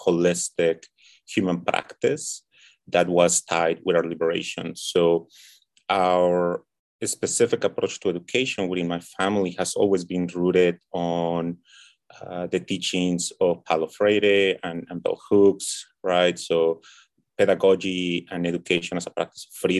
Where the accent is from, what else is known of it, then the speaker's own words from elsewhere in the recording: Mexico City, Mexico; I was born and raised in Tenochtitlan, that's Mexico City